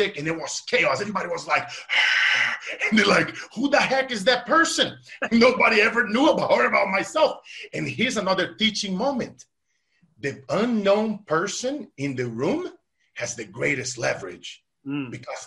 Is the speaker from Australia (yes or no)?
no; Brazil; as a kid, that we're now growing up in Brazil